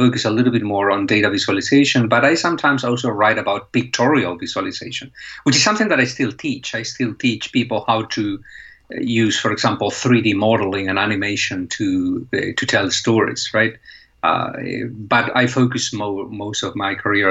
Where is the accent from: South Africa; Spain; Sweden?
Spain; moved away as an adult; now in United States; I'm originally from Spain and I studied journalism there.